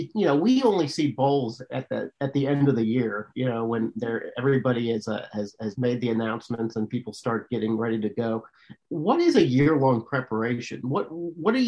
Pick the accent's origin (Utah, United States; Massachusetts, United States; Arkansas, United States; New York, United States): Arkansas, United States; I'm from Arkansas